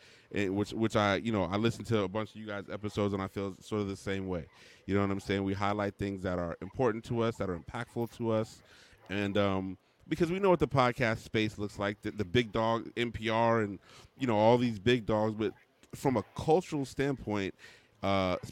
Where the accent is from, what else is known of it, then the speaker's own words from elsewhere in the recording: Mesa, Arizona, United States; moved away as an adult; now in Washington, D.C., United States; I'm originally from Mesa, Arizona, which is a suburb of Phoenix.